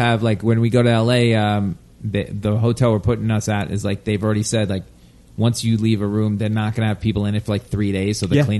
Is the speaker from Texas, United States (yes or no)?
no; Long Island, New York, United States; moved away; I'm from Long Island